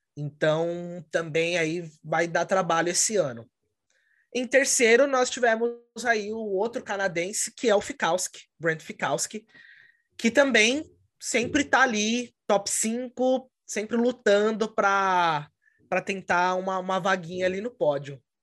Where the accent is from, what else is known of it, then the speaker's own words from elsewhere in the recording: São Paulo, Brazil; moved away as an adult; now in Connecticut, United States; Eu sou de São Paulo, no Brasil, mas atualmente moro em Connecticut, nos Estados Unidos, já há dois anos.